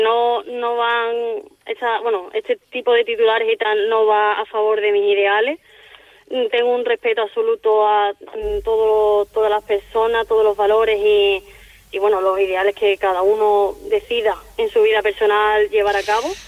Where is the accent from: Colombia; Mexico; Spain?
Spain; Seville, Andalusia; moved away as an adult; now in Palma de Mallorca, Spain; Soy de Sevilla